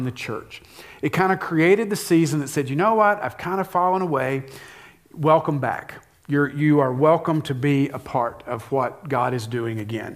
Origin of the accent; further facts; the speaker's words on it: the South, United States; growing up in the South